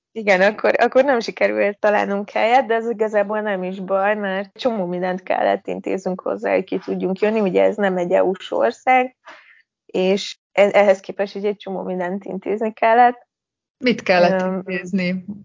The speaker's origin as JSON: {"language": "Hungarian", "town": "Debrecen", "region": "Hajdú-Bihar", "country": "Hungary", "moved": "as an adult", "lives_now": "Tirana, Albania", "said": "mi ugye alapból debreceniek vagyunk, tehát onnan, onnan indultunk"}